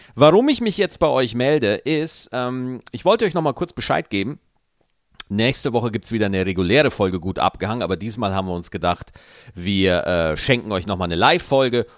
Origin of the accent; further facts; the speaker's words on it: Lower Bavaria, Germany; von einem gebürtigen Niederbayern